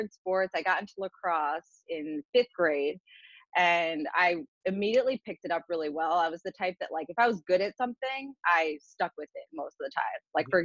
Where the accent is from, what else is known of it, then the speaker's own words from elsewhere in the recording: Fair Lawn, New Jersey, United States; At Fairlawn High School, in my hometown.